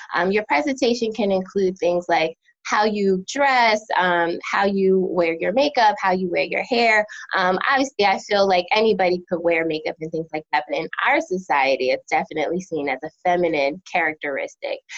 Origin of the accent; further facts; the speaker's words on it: United States; moved away as an adult; also born or lived in New Jersey / Philadelphia, Pennsylvania; now in North Carolina, United States; I'm originally from New Jersey and Philadelphia, and so now living in North Carolina